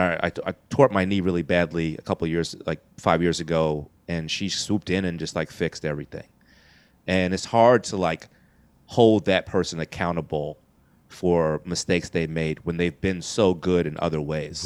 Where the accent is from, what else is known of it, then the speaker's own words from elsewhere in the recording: New York City, New York, United States; I was born here in New York City, uh, Queens, New York